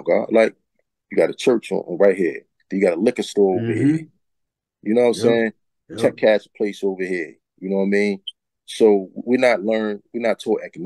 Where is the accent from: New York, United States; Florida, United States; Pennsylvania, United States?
Pennsylvania, United States; Philadelphia; I grew up at Abbots Ford Projects in North Philadelphia